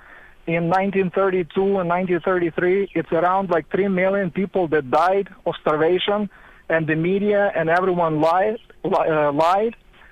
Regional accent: Ukraine; now in Washington, D.C., United States; I'm a Ukrainian. I was born in Ukraine, and I'm following the news in Ukrainian and in English here.

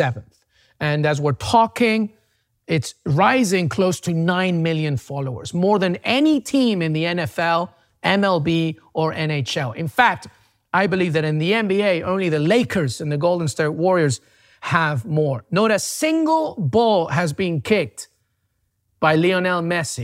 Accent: England, United Kingdom; also born or lived in Peru; now in United States; I'm Peruvian, but I grew up in England and now I'm in the US

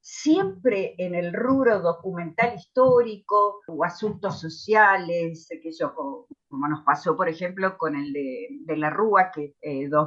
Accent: Tandil, Buenos Aires Province, Argentina; now in Buenos Aires, Argentina; yo me vine a Buenos Aires de Tandil en el año 70, así que estudié periodismo tres años en el Grafo

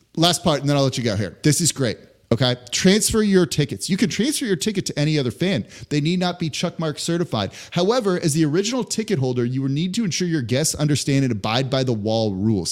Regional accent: Los Angeles, California, United States; moved away as an adult; now in New Orleans, United States; I'm from Los Angeles. I grew up there, right? Lived there for 18 years before moving to New Orleans.

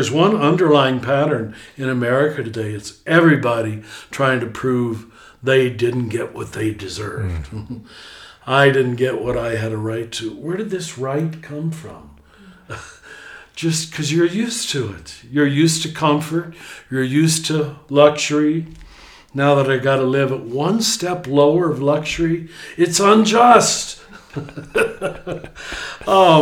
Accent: United States; as an American

